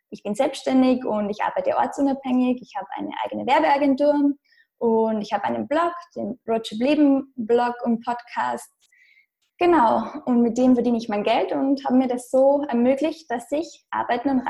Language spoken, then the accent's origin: German; Austria; moved away; Ich komme ursprünglich aus Österreich, was man wahrscheinlich unschwer hören kann.